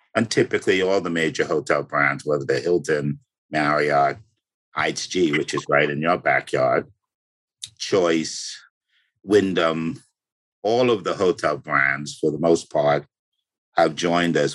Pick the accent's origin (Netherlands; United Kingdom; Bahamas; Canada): Bahamas; moved away; When I was a kid growing up in the Bahamas